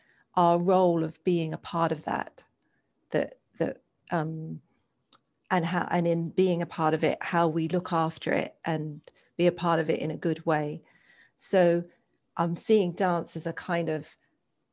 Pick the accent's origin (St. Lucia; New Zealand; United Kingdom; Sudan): United Kingdom; England; I grew up in England